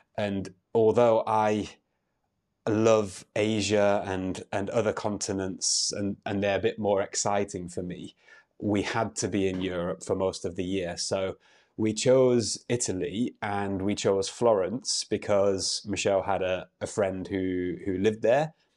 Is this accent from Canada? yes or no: no; United Kingdom; I'm an English teacher from the U K